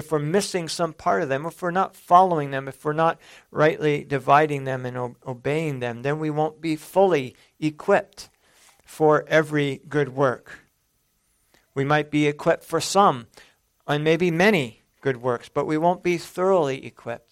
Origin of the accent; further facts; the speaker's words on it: San Jose, California, United States; growing up in San Jose, California